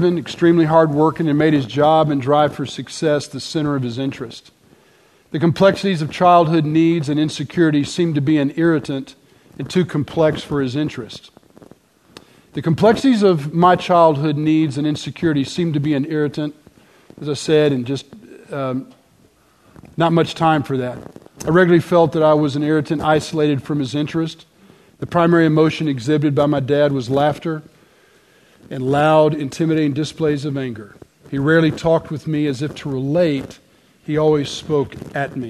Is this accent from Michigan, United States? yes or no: no; Dallas, Texas, United States; I'm from Dallas, born and raised.